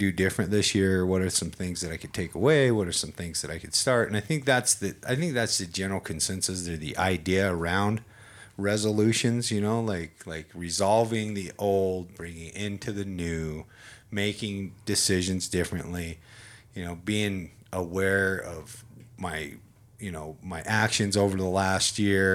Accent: United States; I'm an American

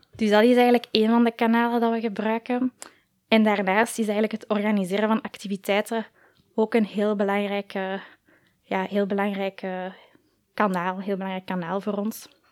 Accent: Koekelberg, Brussels-Capital Region, Belgium; ik ook ja, in het middelbaar op school heb gezeten in Koekelberg

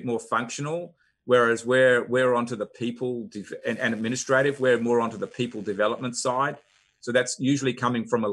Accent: Australia; moved away as an adult; now in Atlanta, United States; I'm originally from Australia, but came to Atlanta 16, 17 years ago

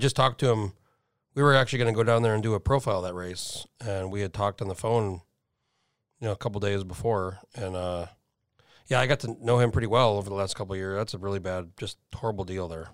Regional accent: New Mexico, United States; moved away; I'm from New Mexico originally

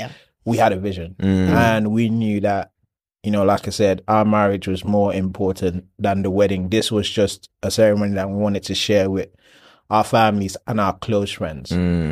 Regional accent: Nigeria; And I'm Nigerian. She's Ghanaian.

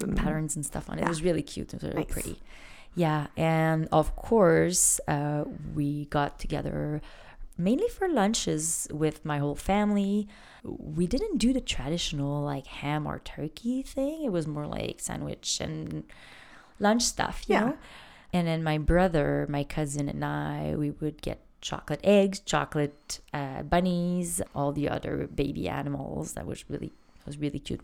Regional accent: Quebec, Canada; moved away as an adult; now in Vancouver, Canada; Growing up in Quebec

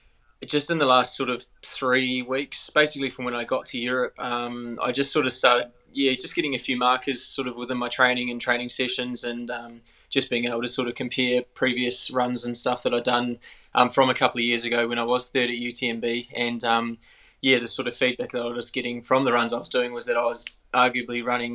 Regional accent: New Zealand; accent: Kiwi; a Kiwi, and I've been in New Zealand a bit more the last couple of years, so it's quite cool getting my Kiwi accent back, because I think I was a bit of a hybrid sort of Aussie Kiwi for a while there

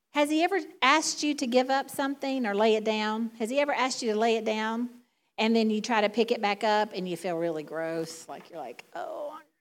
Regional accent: the South, United States; accent: Southern; now in Michigan, United States; my Southern drawl, my Southern accent

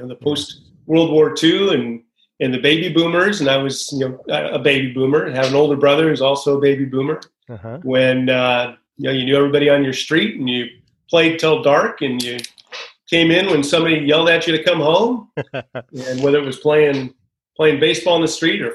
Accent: the Bay Area, California, United States; Grew up in the Bay Area, and actually a fourth generation Californian

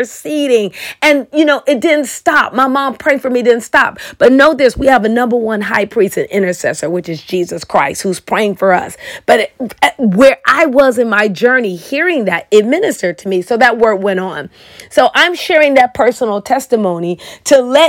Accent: Chicago, Illinois, United States; now in Oklahoma, United States; I'm originally from Chicago, and I moved to Oklahoma

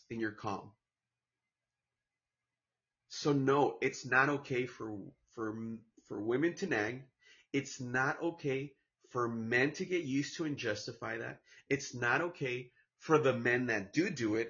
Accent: Santa Ana, California, United States; also born or lived in Orange, California / Mexico; my hometown, Santana, California, in the county of Orange

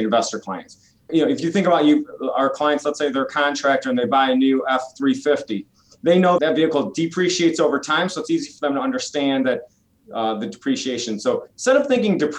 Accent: Michigan, United States; moved away; I'm originally from Michigan

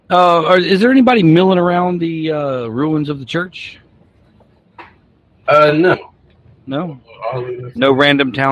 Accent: New York City, New York, United States; I'm from New York City.

